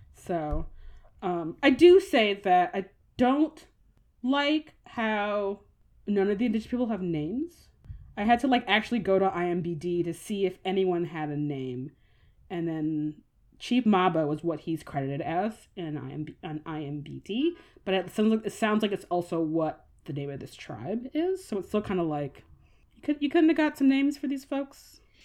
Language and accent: English; United States; as an American